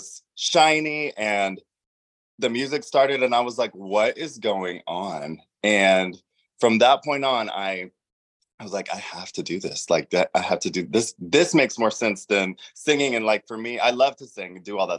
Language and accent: English; Charleston, South Carolina, United States; I am from Charleston, South Carolina, and that's where I started drag